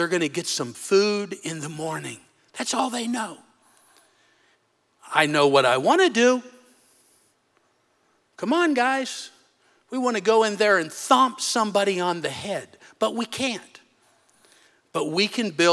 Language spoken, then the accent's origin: English; United States; moved away as an adult; now in Africa; One's in my hometown